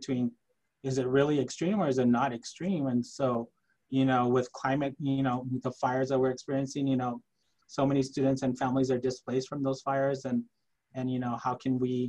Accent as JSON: {"language": "English", "town": "El Paso", "region": "Texas", "country": "United States", "tie": "born or raised there", "first_language": "Spanish", "second_language": "English", "said": "I grew up in El Paso in the Santa Teresa, Southern Park area"}